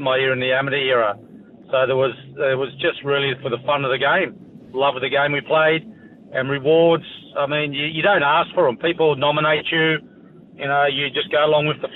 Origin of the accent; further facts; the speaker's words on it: Queanbeyan, New South Wales, Australia; I grew up in Queanbeyan, 21,000 people.